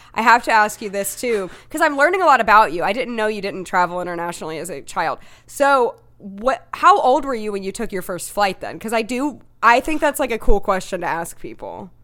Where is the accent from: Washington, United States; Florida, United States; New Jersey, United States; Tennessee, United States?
Tennessee, United States; I'm from Tennessee